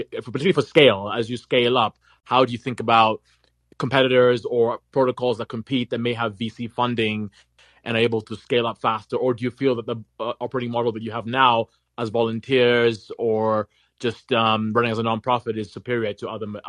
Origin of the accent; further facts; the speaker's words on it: Nigeria; accent: American; And also, as you can tell, I'm from Africa, but I sound very American, and I have serious identity issues.